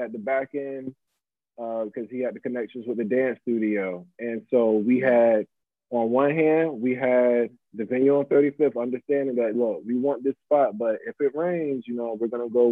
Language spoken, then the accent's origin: English; Virginia Beach, Virginia, United States; I grew up in Virginia Beach